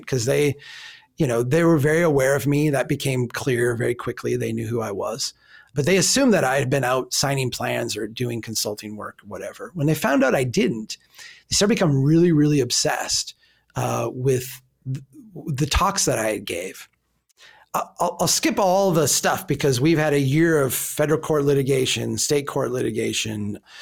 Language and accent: English; Minnesota, United States; I'm from Minnesota